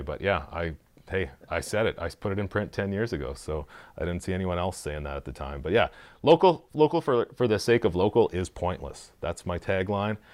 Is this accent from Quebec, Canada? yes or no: no; Saskatchewan, Canada; I'm from Saskatchewan